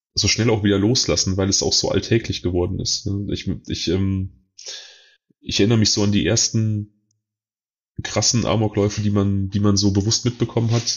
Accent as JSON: {"language": "German", "region": "North Rhine-Westphalia", "country": "Germany", "said": "hier bei uns in NRW"}